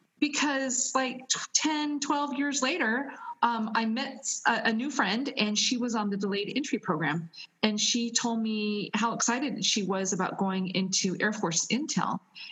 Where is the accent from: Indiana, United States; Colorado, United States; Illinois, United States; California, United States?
California, United States; Westminster; moved away as an adult; now in Italy; I'm originally from Southern California, Westminster, California.